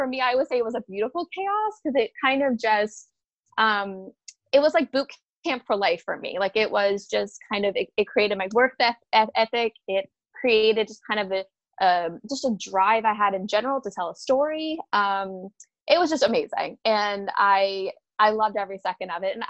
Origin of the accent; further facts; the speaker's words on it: Hilton Head Island, South Carolina, United States; I'm from Hilton Head Island, South Carolina. So basically I grew up kind of at a vacation place.